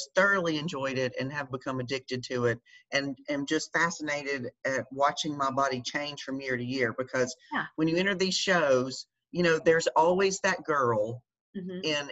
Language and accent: English; Georgia, United States; moved away as an adult; also born or lived in North Carolina; we had just moved from North Carolina back to my home state in Georgia.